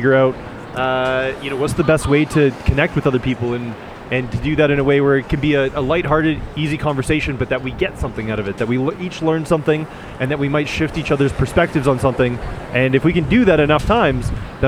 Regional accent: Canada; I'm from Canada.

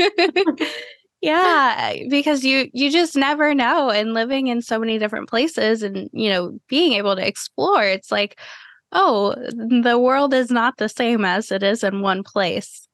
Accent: Cleveland, Ohio, United States; now in Florida, United States; I grew up in Cleveland, Ohio and like going back up there now after living in Florida for a decade

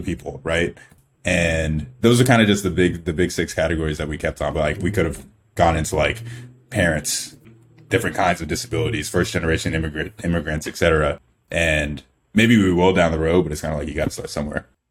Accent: Clemmons, North Carolina, United States; also born or lived in Nigeria; we grew up in, in town called Clemens, North Carolina. I was in North Carolina most of my, like, adolescent life

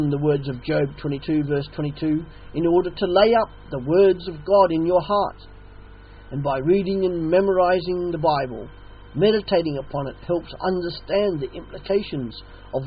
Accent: Australia; now in England, United Kingdom; an Australian living in England, the mother country

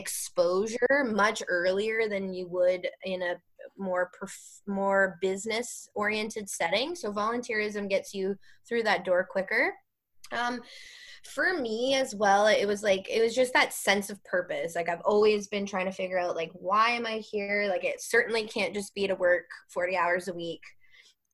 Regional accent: Waterloo Region, Ontario, Canada; moved away as an adult; now in Halton Region, Canada; I grew up in Waterloo region. I now live in Halton region

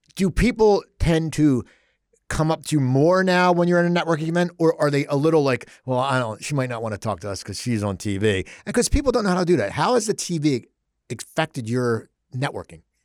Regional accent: Cherry Hill, New Jersey, United States; I grew up in Cherry Hill.

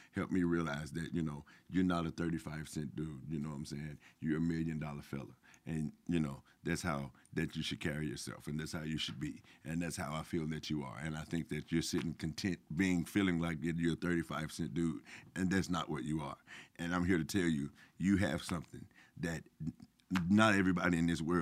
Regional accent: Memphis, Tennessee, United States; moved away; be back in my hometown

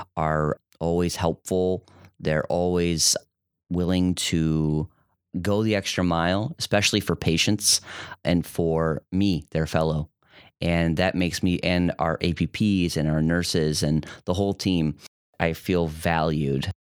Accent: Detroit, Michigan, United States; moved away as an adult; also born or lived in Grand Rapids, Michigan; now in Toledo, United States; I grew up in Metro Detroit.

